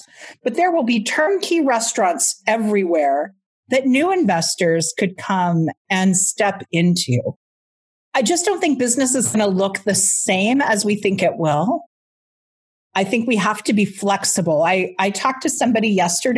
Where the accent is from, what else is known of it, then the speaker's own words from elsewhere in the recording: United States; now in Canada; I'm in Canada, I'm American